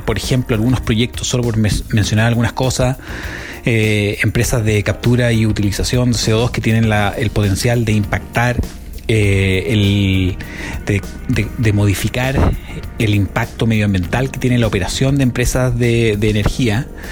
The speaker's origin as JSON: {"language": "Spanish", "country": "Chile", "moved": "as an adult", "lives_now": "Norway", "said": "yo soy chileno y vivo desde hace dos años y medio de acá en Noruega"}